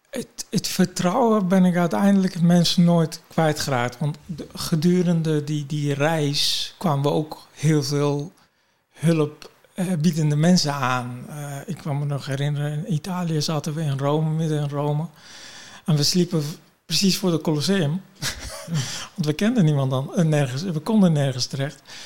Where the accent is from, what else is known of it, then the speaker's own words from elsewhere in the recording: Kurdistan Region, Iraq; now in Netherlands; ik ben natuurlijk geboren in Irak, in het noorden van Irak, Koerdistan. Ik ben Koerdisch.